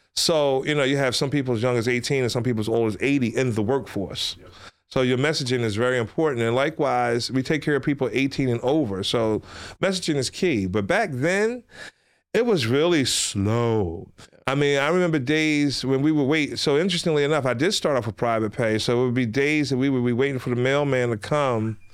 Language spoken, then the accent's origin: English; Philadelphia, Pennsylvania, United States; ever since I was a little kid growing up in West Philadelphia